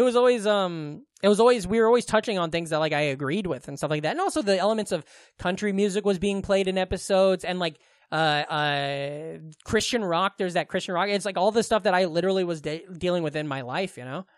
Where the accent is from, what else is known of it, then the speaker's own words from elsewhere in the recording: Glenwood, United States; Glenwood, my hometown